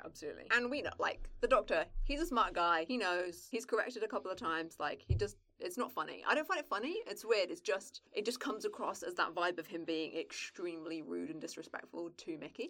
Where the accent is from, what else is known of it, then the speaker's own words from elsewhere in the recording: England, United Kingdom; But it's very far away from the bit of England that I'm from, and I'm like a country bumpkin.